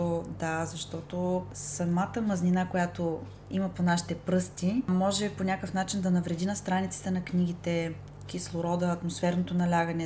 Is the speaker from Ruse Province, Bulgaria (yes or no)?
yes; Ruse, Ruse Province, Bulgaria; Живея в Русе, родена съм в Русе, цял живот съм живяла тук, не съм живяла никъде другаде